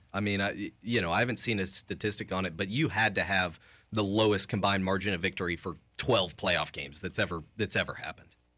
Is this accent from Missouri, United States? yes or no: yes; Kansas City, Missouri, United States; I grew up in Kansas City